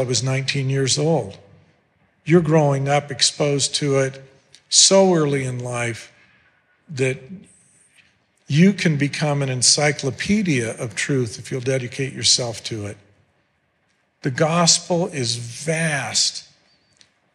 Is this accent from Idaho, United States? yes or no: yes; Mountain Home, Idaho, United States; I grew up in Mountain Home, Idaho